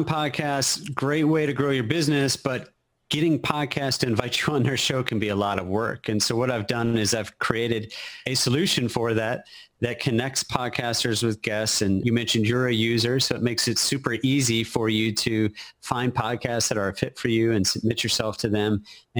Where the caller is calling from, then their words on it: Austin, Texas, United States; I am in Austin, Texas. Capital of Texas.